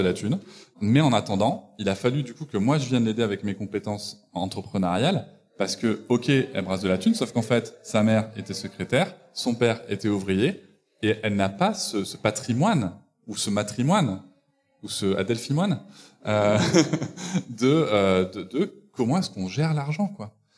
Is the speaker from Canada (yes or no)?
no; Bordeaux, Nouvelle-Aquitaine, France; je suis de Bordeaux